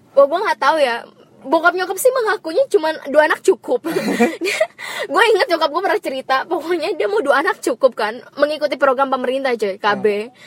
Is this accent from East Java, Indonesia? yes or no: no; Jakarta, Indonesia; also born or lived in Bekasi; gue lahir di Jakarta.